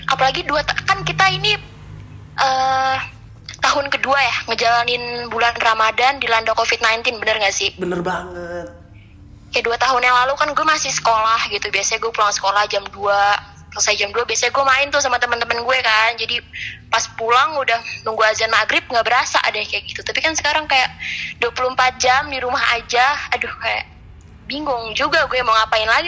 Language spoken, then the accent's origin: Indonesian; Central Java, Indonesia; Enggak, bukan. Gue orang Jawa.